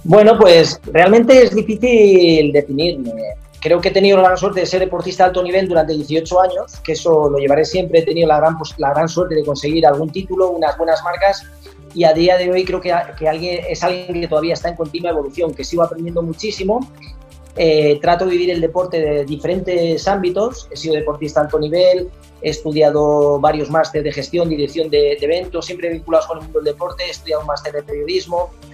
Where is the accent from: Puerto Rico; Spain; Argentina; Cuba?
Spain; un campeonato del mundo en Sevilla, en mi país